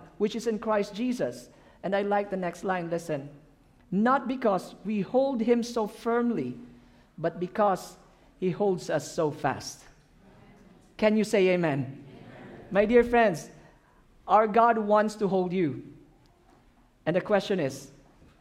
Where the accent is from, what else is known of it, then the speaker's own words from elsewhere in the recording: Philippines; English is a second language; I'm from the Philippines